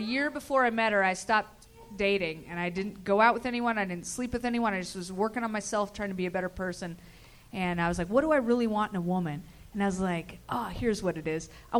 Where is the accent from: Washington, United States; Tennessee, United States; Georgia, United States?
Washington, United States; Bremerton; West of Seattle.